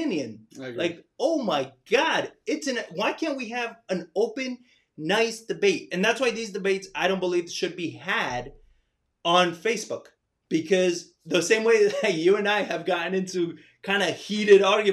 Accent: New York, United States; moved away as an adult; I grew up there

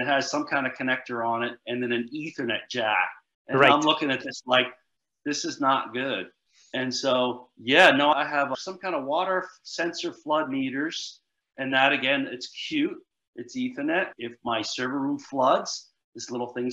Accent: New Jersey, United States; I'm from Jersey. We say guy.

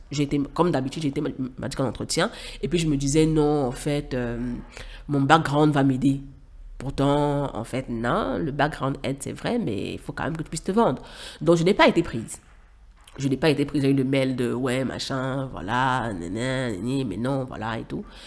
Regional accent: Cameroon; moved away as an adult; also born or lived in Douala, Cameroon / Yaoundé, Cameroon; now in Dakar, Senegal; j'ai quitté le Cameroun pour le Sénégal, à Dakar, où j'ai rejoint ma grande sœur

